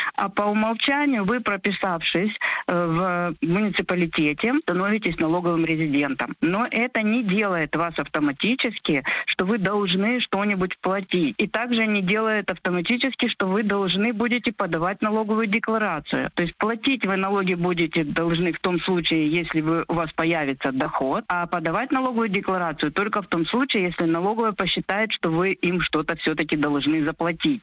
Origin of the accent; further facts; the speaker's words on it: Vinnytsia, Vinnytsia Oblast, Ukraine; moved away as an adult; now in Netherlands; Я сама из Винницы.